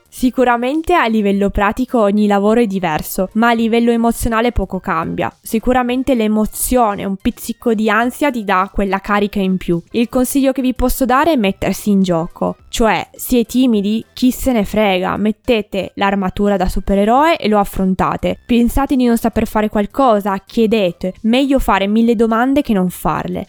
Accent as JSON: {"language": "Italian", "area": "a town in the province of Turin", "region": "Piedmont", "country": "Italy", "tie": "born or raised there", "said": "nel mio paese in cui sono nata"}